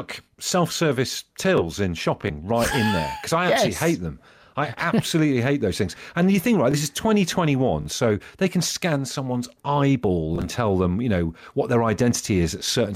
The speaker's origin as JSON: {"language": "English", "town": "Ellesmere Port", "region": "North West England", "country": "United Kingdom", "tie": "born or raised there", "also_born_or_lived": "Wallasey", "said": "my dad's from Wallasey. I was born in Ellesmere Port"}